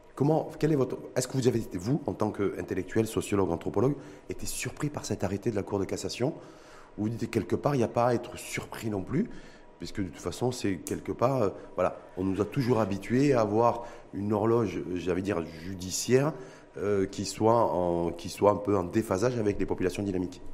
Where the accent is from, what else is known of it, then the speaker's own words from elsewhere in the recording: Morocco; chez nous au Maroc